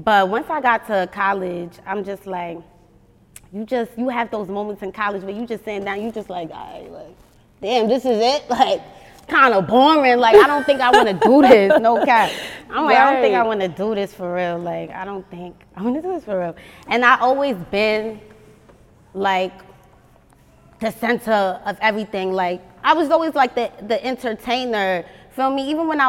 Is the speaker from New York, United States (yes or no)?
yes; New York City, New York, United States; moved away as an adult; now in Atlanta, United States; I'm from Staten Island.